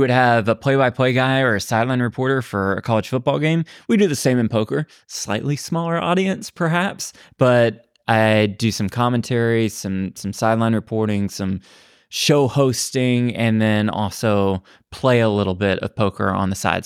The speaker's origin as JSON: {"language": "English", "town": "Dallas", "region": "Texas", "country": "United States", "also_born_or_lived": "Los Angeles, United States", "moved": "yes", "lives_now": "Las Vegas, United States", "said": "I'm from Dallas originally went to school at USC"}